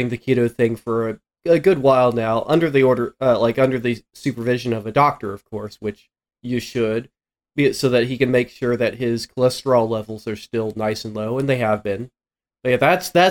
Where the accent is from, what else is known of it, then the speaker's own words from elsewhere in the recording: Oklahoma, United States; moved away; I grew up in the Midwest, grew up in Oklahoma